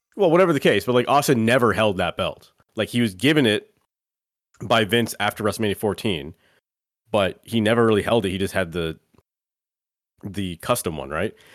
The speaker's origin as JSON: {"language": "English", "country": "Canada", "said": "we're Canadian"}